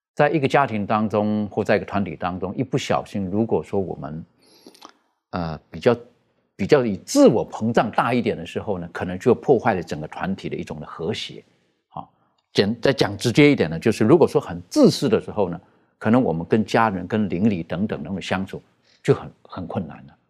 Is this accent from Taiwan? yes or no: no; China; 特别是我们中国人，我们说到的这个“百善孝为先”